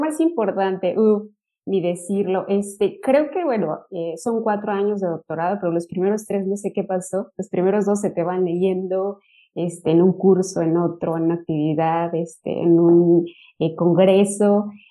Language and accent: Spanish; Mexico; moved away as an adult; also born or lived in Michoacán, Mexico / Lleida, Spain; now in Turku, Finland; yo soy de México, este, trabajo en la Universidad de la Ciénega, en el estado de Michoacán